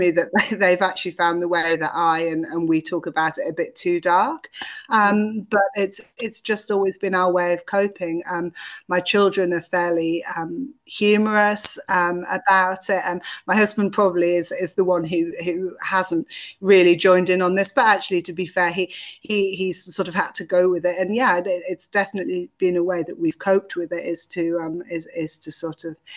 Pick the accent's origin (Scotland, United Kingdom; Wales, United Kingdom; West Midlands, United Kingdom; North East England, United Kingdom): North East England, United Kingdom; the Northeast; moved away as an adult; also born or lived in London; the Northeast, which is where I'm from originally